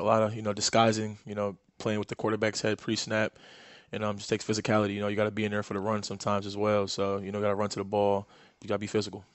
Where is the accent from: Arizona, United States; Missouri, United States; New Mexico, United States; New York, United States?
New York, United States; New York City; I grew up in New York City